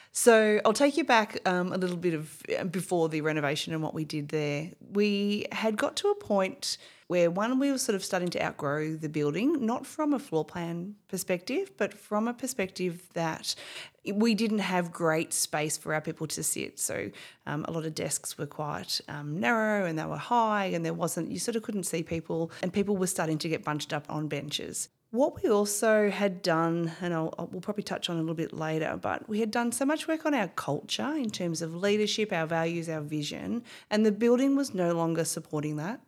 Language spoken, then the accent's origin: English; Bendigo, Victoria, Australia; also born or lived in Melbourne; I was born and bred in Bendigo